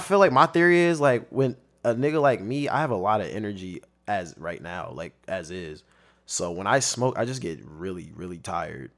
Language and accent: English; Long Beach, California, United States; also born or lived in Compton / Fontana; I've been in Long Beach since I was fourth grade, and, uh, I'm from Long Beach. That's what I claim.